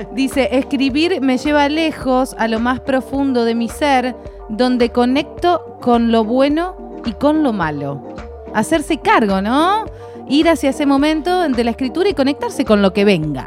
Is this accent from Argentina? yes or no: yes; Santa Fe, Argentina; yo soy santafesina